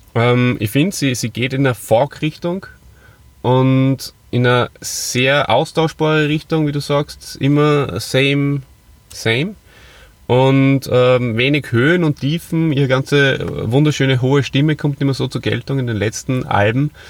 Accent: Hof and Salzburg, Austria; moved away; meine Friends aus meiner alten Heimat, äh, Hof und Salzburg

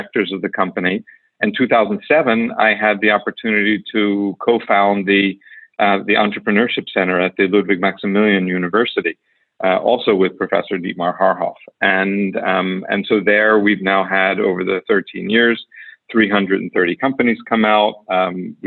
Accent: United States; moved away as an adult; now in Germany; I'm American. I came to Germany 35 years ago

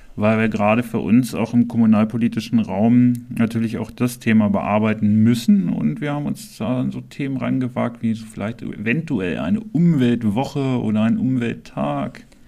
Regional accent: Clausthal-Zellerfeld, Lower Saxony, Germany; Ich bin hier im Krankenhaus geboren, ich bin hier aufgewachsen

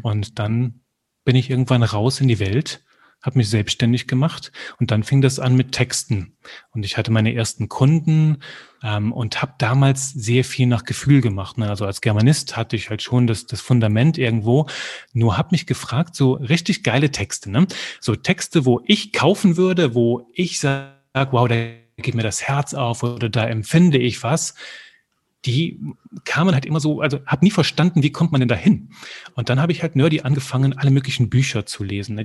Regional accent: Belgium; ich komme aus Belgien und da kriegst du halt Französisch mit in die Wiege gelegt

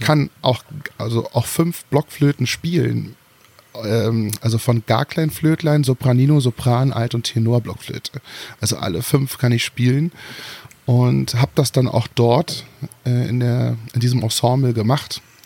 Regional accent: Germany; Also ich, ich bin geborener äh, Deutscher. Also ich bin hier geboren, groß und breit geworden.

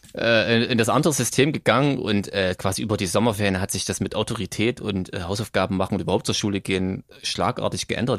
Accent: Thuringia, Germany; ich komme ja hier aus Thüringen, was damals aber noch der Bezirk Gera war

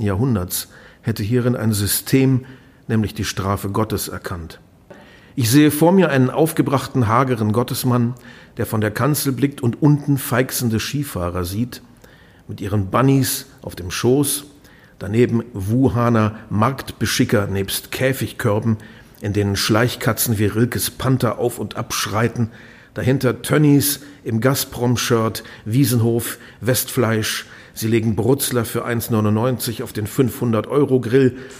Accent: Lower Saxony, Germany; Wir sind beide in Niedersachsen aufgewachsen

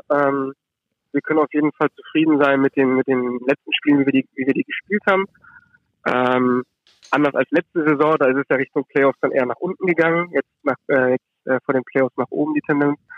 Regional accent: Düsseldorf, North Rhine-Westphalia, Germany; auch nicht den Kölnern als Düsseldorfer.

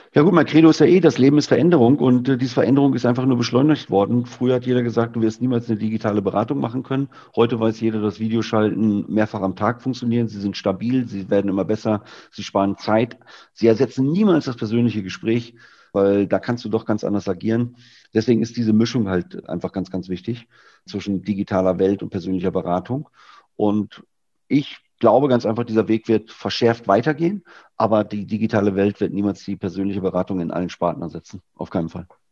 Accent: Lower Saxony, Germany; moved away; Ich bin ja eigentlich gebürtiger Niedersachse

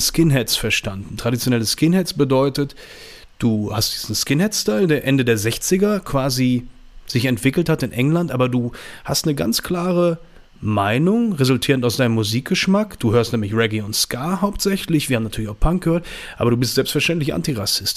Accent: Düsseldorf, North Rhine-Westphalia, Germany; ich komme aus Düsseldorf, bin 41 Jahre alt

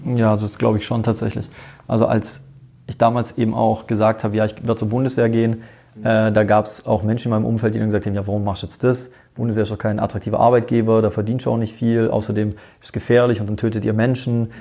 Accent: Tyrol, Austria; ich bin in Tirol geboren

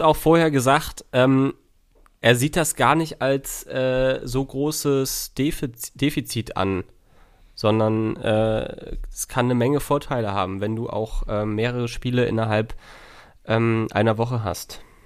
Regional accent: Schleswig-Holstein, Germany; als Schleswig-Holsteiner

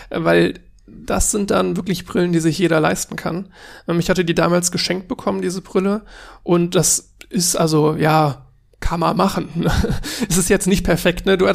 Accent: Cologne, North Rhine-Westphalia, Germany; ich komme halt aus Köln und ich dachte mir, es kann nicht sein, dass ich aus Köln komme und da in der Umgebung gewohnt habe für, naja, lass mich überlegen, 20 Jahre und nie auf der Gamescom war.

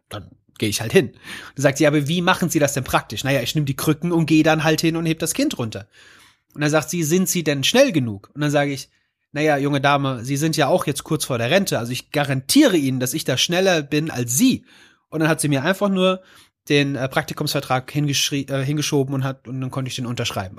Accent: Rodgau, Hesse, Germany; ich komme aus einem kleinen Vorort von Offenbacher Main, nennt sich Rottgau

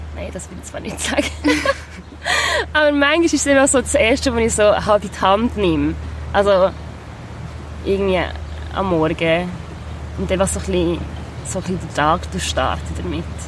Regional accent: Biel, Bern, Switzerland; now in Basel, Switzerland; Ich bin ja in Biel aufgewachsen, also meine grösste Zeit

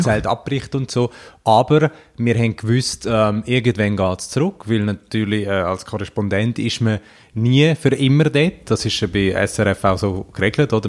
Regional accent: Davos, Graubünden, Switzerland; jetzt bin ich ja von Davos, was auch... Äh grosser Tourismusort ist

